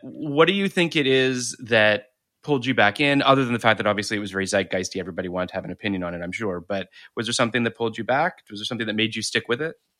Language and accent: English; Toronto, Ontario, Canada; moved away; I come from Toronto originally